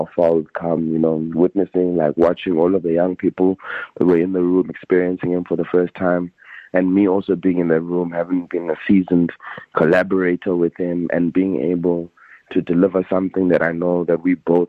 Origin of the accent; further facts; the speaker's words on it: New York City, New York, United States; We're both from Queens